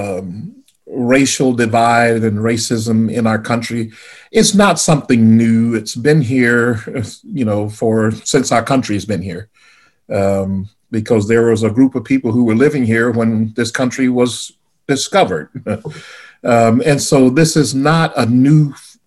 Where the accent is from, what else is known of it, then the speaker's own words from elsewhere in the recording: the South, United States; growing up in the South